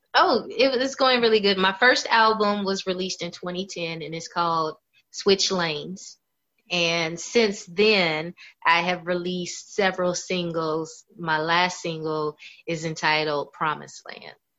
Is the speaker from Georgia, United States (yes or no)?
no; Tampa, Florida, United States; also born or lived in Louisville, Kentucky; now in Atlanta, United States; I grew up in Louisville, Kentucky, but I was raised in Tampa, Florida